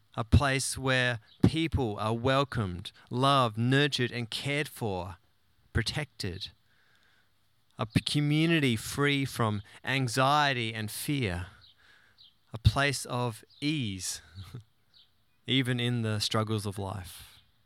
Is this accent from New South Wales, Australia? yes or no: no; Tasmania, Australia; moved away; the glorious island of Tasmania, my home state